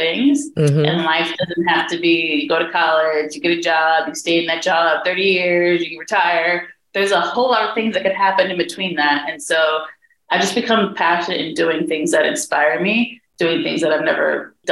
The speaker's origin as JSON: {"language": "English", "town": "St. Louis", "region": "Missouri", "country": "United States", "tie": "born or raised there", "also_born_or_lived": "New York", "moved": "yes", "lives_now": "Philadelphia, United States", "said": "growing up in the Midwest, because I'm from St. Louis"}